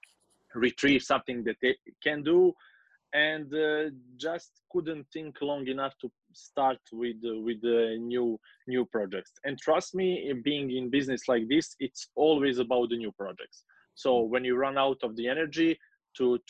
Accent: Kotor, Kotor Municipality, Montenegro; my hometown in Kotor.

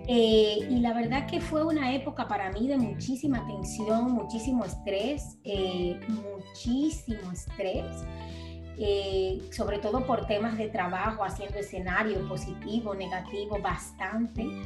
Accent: Dominican Republic; now in Mallorca, Spain

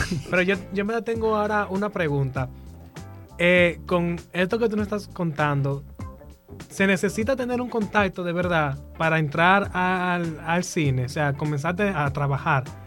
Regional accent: La Vega, Dominican Republic; Yo que soy de La Vega

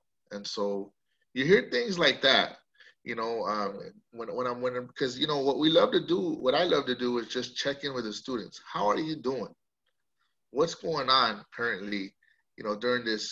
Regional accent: Coachella Valley, California, United States; also born or lived in Santa Cruz, California; I come from the Coachella Valley originally. I was born and raised here

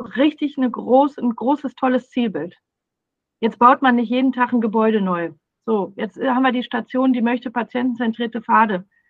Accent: Ruhr area, North Rhine-Westphalia, Germany; ich komme aus dem Ruhrpott

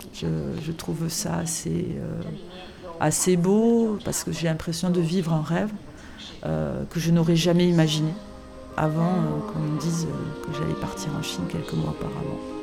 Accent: Toulouse, Occitania, France; de ma ville natale Toulouse

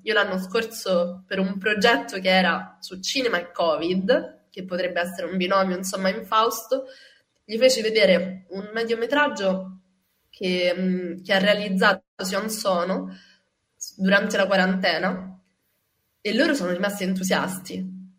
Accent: Rome, Lazio, Italy; sono cresciuta a Ostia, nella periferia di Roma

